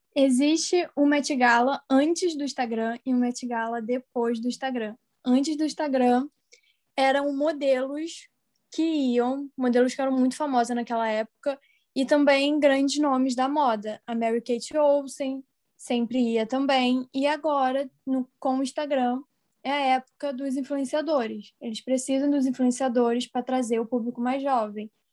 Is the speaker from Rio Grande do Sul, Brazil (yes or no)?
no; Rio de Janeiro, Brazil; sou do Rio de Janeiro